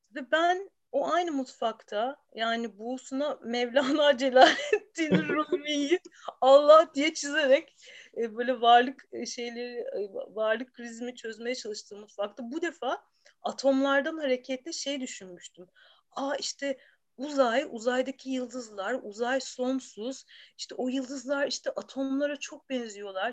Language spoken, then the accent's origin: Turkish; Istanbul, Turkey; İstanbul'da bir çocukluğum vardı. İstanbul'da doğdum.